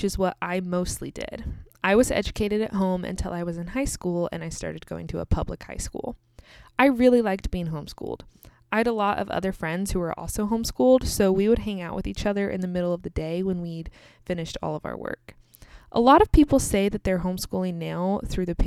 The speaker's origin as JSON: {"language": "English", "country": "United States", "also_born_or_lived": "Kansas"}